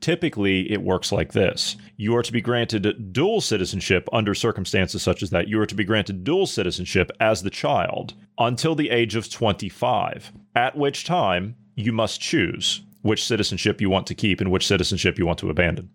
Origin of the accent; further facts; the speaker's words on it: United States; moved away; I'm an American citizen, but I live in a foreign country